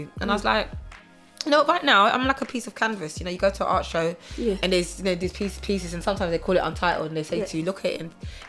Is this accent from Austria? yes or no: no; Bavaria, Germany; moved away as an adult; also born or lived in Wolverhampton, England; now in United Kingdom; I was born in Wolverhampton. Yeah. On the age of, and then when I was 4 years old, I moved to Germany until I was 18.